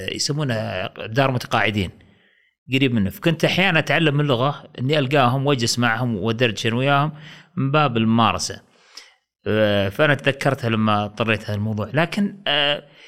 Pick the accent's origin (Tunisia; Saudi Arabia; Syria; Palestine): Saudi Arabia; also born or lived in Riyadh; عندنا في السعوديه هنا في الرياض